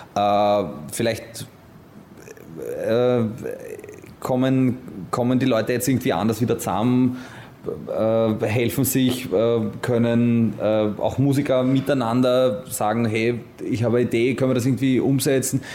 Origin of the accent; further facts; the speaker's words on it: Vienna, Austria; ich bin in Wien-Simmering aufgewachsen